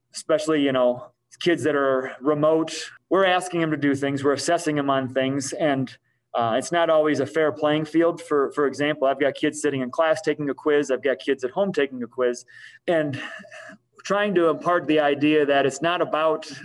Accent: Rockford, Illinois, United States; also born or lived in Pennsylvania; We moved here from Pennsylvania when he got a job there. We lived in Rockford. I went to high school in Rockford

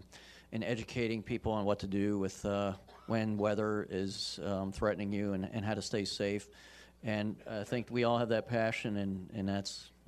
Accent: South Florida, United States; moved away as an adult; also born or lived in North Carolina / Washington, D.C. / Wisconsin; now in Wichita, United States; So I grew up in South Florida

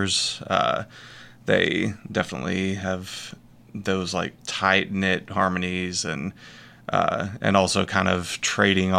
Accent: Northwest Arkansas, United States; born or raised there; also born or lived in Texas

